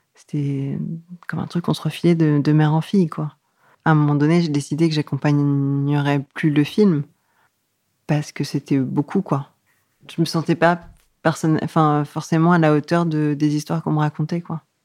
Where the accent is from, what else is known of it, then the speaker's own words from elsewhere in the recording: Yvelines, western suburbs of Paris, Île-de-France, France; Je suis née euh, dans les Yvelines, en banlieue ouest de Paris